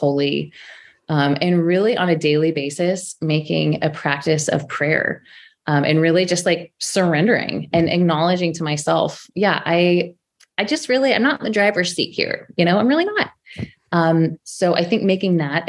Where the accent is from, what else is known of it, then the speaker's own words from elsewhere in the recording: Sacramento, California, United States; moved away as an adult; also born or lived in San Francisco Bay Area; I'm from Sacramento. My family lives here.